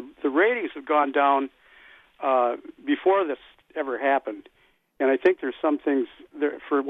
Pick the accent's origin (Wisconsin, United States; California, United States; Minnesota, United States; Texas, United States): Wisconsin, United States; And, being, my age, I'm from Wisconsin. I was a Packer fan all my life.